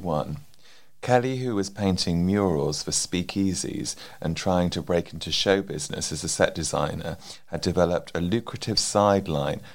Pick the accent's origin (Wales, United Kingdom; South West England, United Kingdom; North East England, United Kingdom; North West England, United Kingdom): South West England, United Kingdom; Bristol; I'm from Bristol